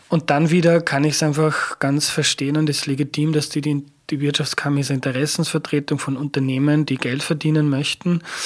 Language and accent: German; Upper Austria, Austria; born or raised there